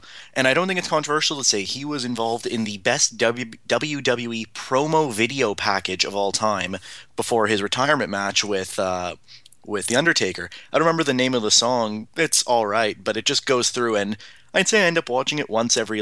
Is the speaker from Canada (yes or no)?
yes; Toronto, Ontario, Canada; I'm a Canadian. I'm born and raised in Toronto